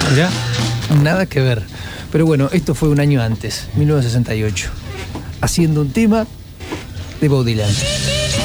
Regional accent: Córdoba, Argentina; yo soy cordobés

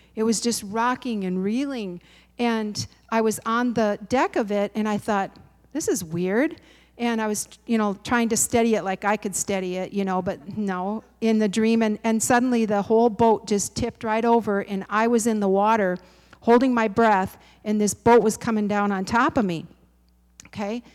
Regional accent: Midwest, United States; I'm a Midwesterner

